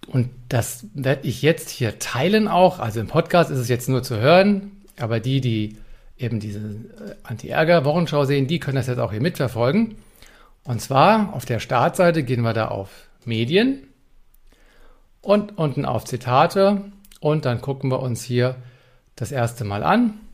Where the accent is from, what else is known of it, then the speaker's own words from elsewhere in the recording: Frankfurt, Hesse, Germany; accent: Hessian; Und auch Hochdeutsch, weil ich komme zwar aus Frankfurt am Main, aber ich kann noch ein bisschen Hochdeutsch. Aber Hessisch nochmal genannt